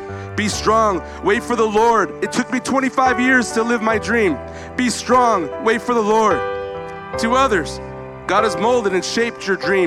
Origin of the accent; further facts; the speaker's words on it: Visalia, California, United States; moved away; When I came back into Visalia today, my hometown, these are my peeps